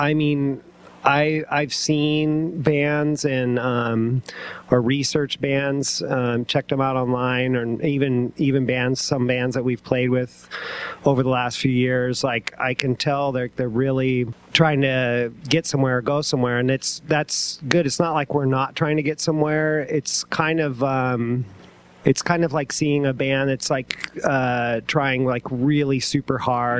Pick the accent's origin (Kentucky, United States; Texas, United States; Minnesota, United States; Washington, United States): Washington, United States; Yelm; moved away as an adult; I grew up in Yelm, and I got out as soon as I could, right after I graduated